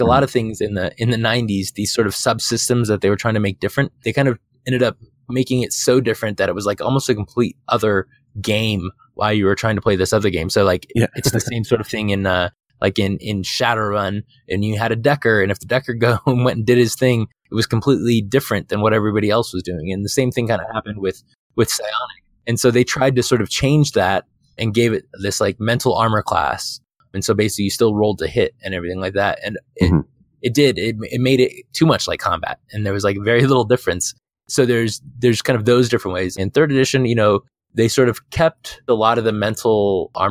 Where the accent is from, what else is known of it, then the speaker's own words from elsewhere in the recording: Phoenix, Arizona, United States; moved away; I'm from Phoenix, from Arizona. And so like I lived in the desert for 30 years